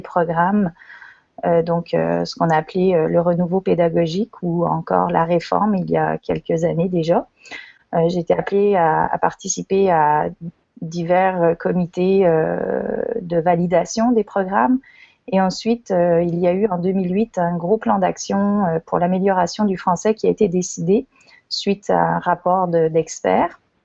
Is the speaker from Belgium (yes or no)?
no; Lyon, Auvergne-Rhône-Alpes, France; moved away as an adult; now in Quebec City, Canada; je suis moi aussi française, je suis née à Lyon il y a quelques années et euh, j'ai émigré au Québec